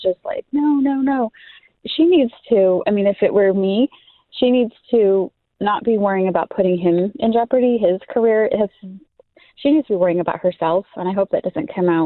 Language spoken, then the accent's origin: English; Colorado, United States; moved away as an adult; I'm from Colorado